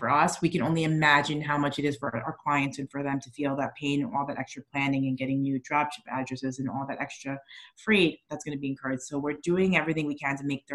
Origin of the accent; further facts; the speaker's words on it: New York, United States; moved away; I'm still a New Yorker at heart